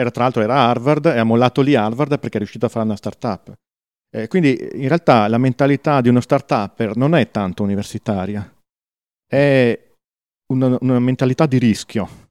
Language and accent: Italian; Verona, Veneto, Italy; ci sono io di Verona